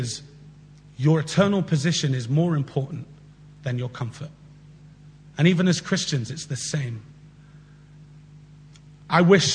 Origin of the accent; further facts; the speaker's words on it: London, United Kingdom; We grew up together in Southwest London.